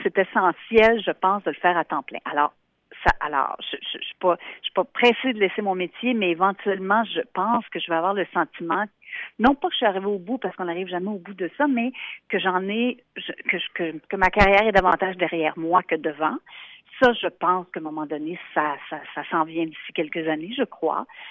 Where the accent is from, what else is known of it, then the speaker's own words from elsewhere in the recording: Montreal, Quebec, Canada; also born or lived in Yellowknife; Je suis native de Montréal au Québec